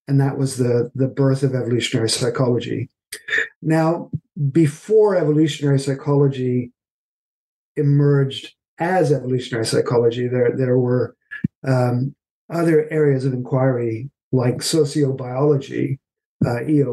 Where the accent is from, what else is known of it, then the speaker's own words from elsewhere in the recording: Canada; moved away as an adult; also born or lived in Halifax, Nova Scotia; now in United Kingdom; I'm originally from Canada